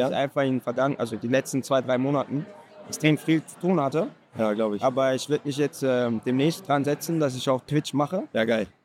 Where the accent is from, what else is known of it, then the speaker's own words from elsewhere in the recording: Aachen, North Rhine-Westphalia, Germany; weil da, wo ich herkomme, also ja. Aachen, ja. da war es eher so, dass die Leute feiern gegangen sind, ähm, um nicht Party zu machen, sondern um Stress zu suchen.